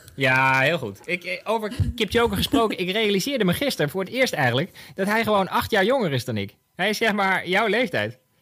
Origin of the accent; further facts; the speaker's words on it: Bunnik, Utrecht, Netherlands; Want ik kom ook uit Bunnik